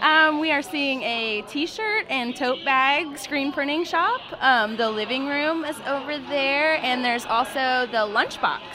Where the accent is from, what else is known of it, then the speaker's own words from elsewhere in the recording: Midwest, United States; I grew up in the Midwest